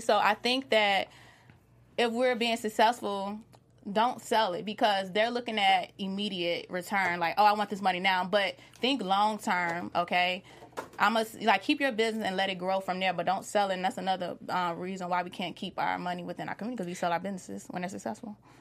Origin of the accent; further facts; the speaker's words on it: Chicago, Illinois, United States; I'm born and raised in Chicago.